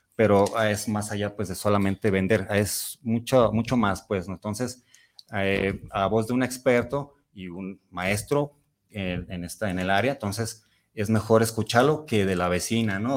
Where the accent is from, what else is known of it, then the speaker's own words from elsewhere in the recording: Mexico; yo sí me siento muy mexicano